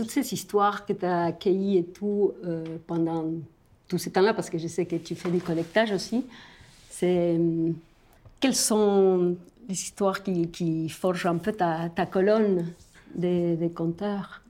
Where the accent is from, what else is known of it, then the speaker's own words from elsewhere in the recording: Argentina; moved away; je viens de l'Argentine